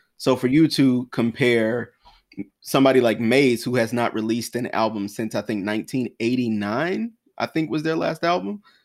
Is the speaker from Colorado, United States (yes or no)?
no; South Carolina, United States; also born or lived in Washington, D.C.; now in New York, United States; someone who was from South Carolina and then moved up to D C and now New York